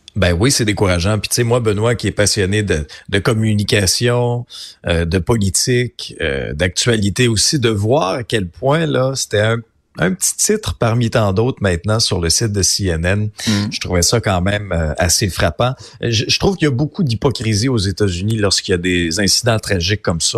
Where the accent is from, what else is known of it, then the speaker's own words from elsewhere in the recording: Abitibi, Quebec, Canada; je viens d'une région, là, je viens de l'Abitibi, une région où il y a beaucoup de chasseurs